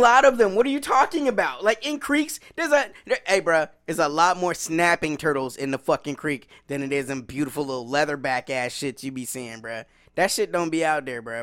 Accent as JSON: {"language": "English", "region": "the South", "country": "United States", "tie": "born or raised there", "said": "I grew up in the South"}